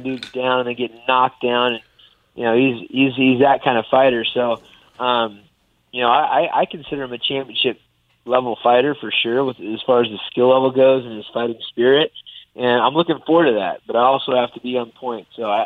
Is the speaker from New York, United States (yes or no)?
no; Sacramento, California, United States; I'm bringing it home to my hometown